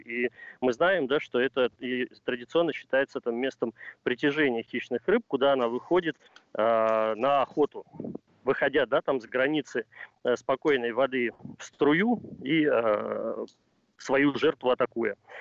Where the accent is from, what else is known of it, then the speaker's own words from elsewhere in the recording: Ryazan, Ryazan Oblast, Russia; я родился и вырос в городе на Оке, в городе Рязани